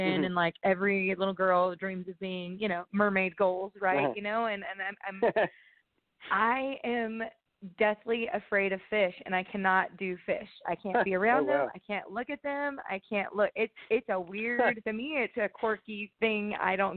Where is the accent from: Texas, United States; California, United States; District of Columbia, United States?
California, United States; Central Valley of; moved away as an adult; now in Nashville, United States; Joe and I, you know, born and raised in the Central Valley of California.